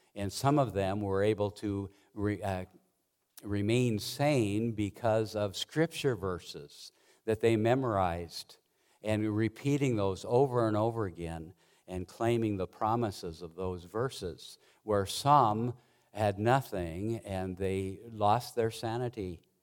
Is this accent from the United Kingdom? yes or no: no; Montana, United States; I grew up in Montana mostly and worked on a ranch from the time I was in eighth grade through college